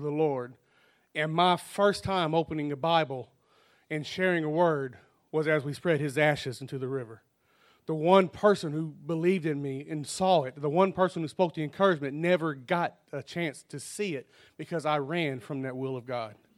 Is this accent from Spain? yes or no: no; United States; I grew up in Dollaway down the road